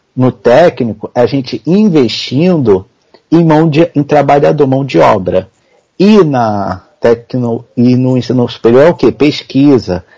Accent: Nova Iguaçu, Rio de Janeiro, Brazil; eu sou de Nova Iguaçu, Rio de Janeiro, Baixada Fluminense, para quem conhece, praticamente capital da Baixada

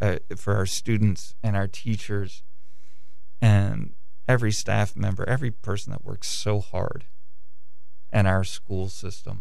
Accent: Kent County, Maryland, United States; my hometown paper

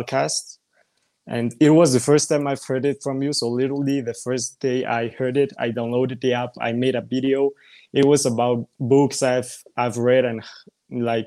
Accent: Mexico; I'm from Mexico and I'm 17

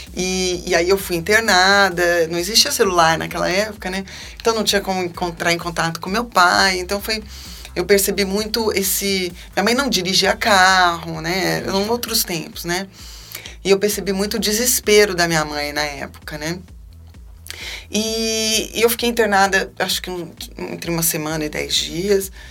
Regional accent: Campinas, São Paulo, Brazil; also born or lived in Salvador, Bahia; a gente tinha acabado de vir morar em Campinas. Eu tinha seis anos, a gente vinha da Bahia

